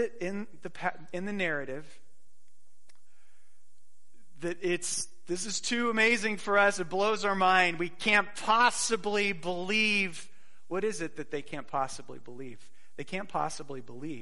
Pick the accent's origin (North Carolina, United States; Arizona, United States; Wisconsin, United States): Arizona, United States; Phoenix; moved away; I grew up in Phoenix and we went to the Fiesta Bowl quite a bit as children